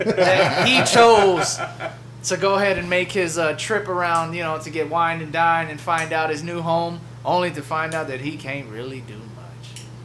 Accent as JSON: {"language": "English", "region": "New Jersey", "country": "United States", "tie": "born or raised there", "said": "born and raised in New Jersey."}